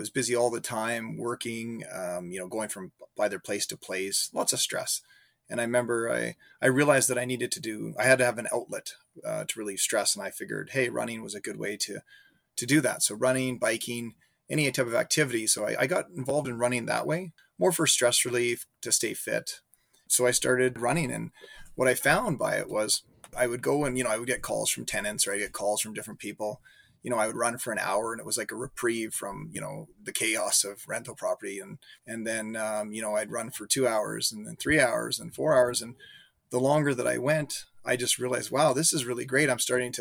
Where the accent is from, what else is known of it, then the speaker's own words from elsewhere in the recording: Calgary, Alberta, Canada; moved away as an adult; now in Regina, Canada; I live in Regina, Saskatchewan. I've been here for, I guess, about 20 years. Before that, I grew up in Calgary, Alberta.